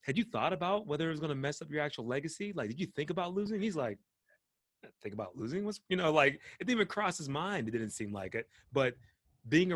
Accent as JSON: {"language": "English", "town": "Pittsburgh", "region": "Pennsylvania", "country": "United States", "tie": "born or raised there", "said": "I was born and raised in Pittsburgh"}